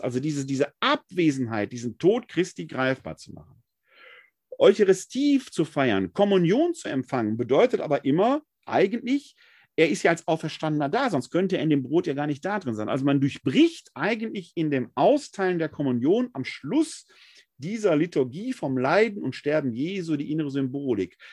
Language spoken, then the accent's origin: German; Essen, North Rhine-Westphalia, Germany; in meiner Heimatgemeinde St. Clemens Maria Hofbau in Essen-Altendorf war es für uns als Jugendliche